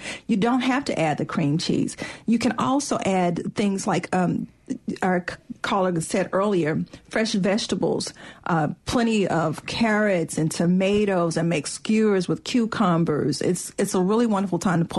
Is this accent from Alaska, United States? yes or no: no; Mississippi, United States; I'm from Mississippi